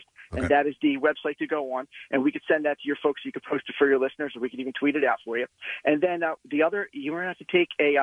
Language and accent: English; Philadelphia, Pennsylvania, United States; I'm a Philadelphian.